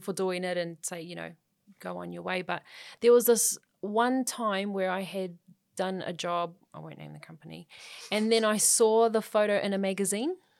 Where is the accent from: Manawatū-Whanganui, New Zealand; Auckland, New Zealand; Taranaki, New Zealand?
Auckland, New Zealand; growing up in South Auckland was absolutely fine.